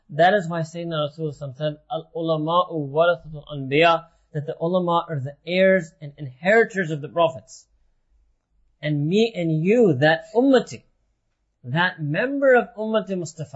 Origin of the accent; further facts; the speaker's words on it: United States; when we were growing up in America